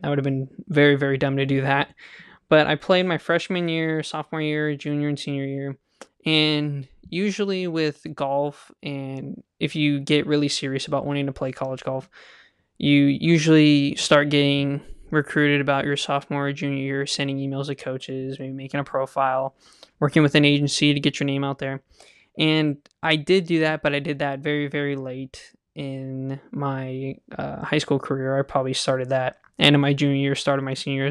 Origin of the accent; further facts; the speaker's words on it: Kingsburg, California, United States; I grew up in Kingsburg, California